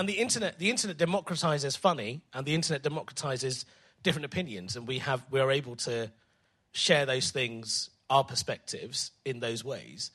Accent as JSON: {"language": "English", "region": "England", "country": "United Kingdom", "said": "I love being English"}